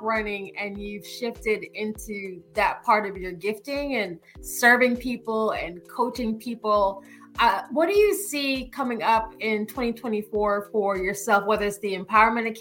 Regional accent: Jamaica; I'm Jamaican

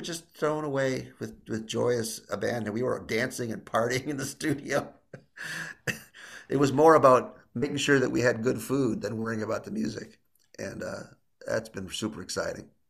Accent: Illinois, United States; I'm from Illinois

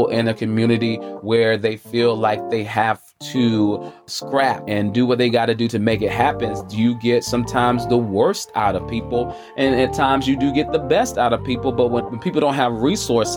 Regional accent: Charlotte, North Carolina, United States; I'm coming from the South, the Queen City, Charlotte, North Carolina, the QC

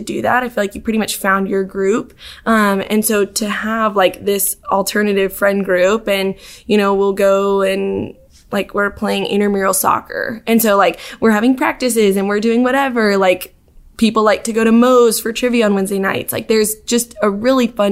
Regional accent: Dallas, Texas, United States; moved away as an adult; now in Auburn, United States; I'm from Dallas originally

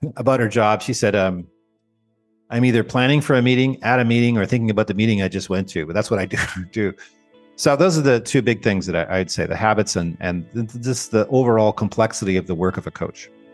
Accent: Canada; moved away; I grew up in Canada. I'm a Canadian with dual citizenship. I have American citizenship now

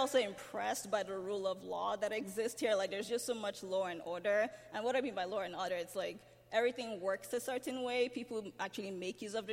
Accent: Lagos, Nigeria; moved away as an adult; now in United States; I came straight from Lagos, Nigeria, where I was born and raised

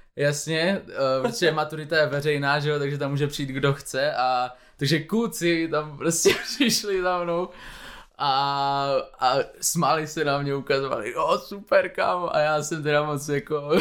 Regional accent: Moravia, Czechia; když jsme z Moravy, tak eh, my jsme furt na cestě, pendlujeme pořád mezi Prahou a Ostravou

